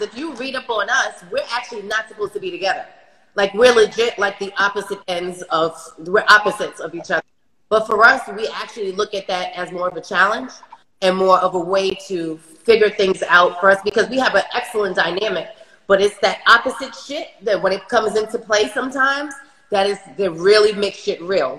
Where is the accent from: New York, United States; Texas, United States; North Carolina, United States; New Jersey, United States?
New York, United States; New York City; I'm from Brooklyn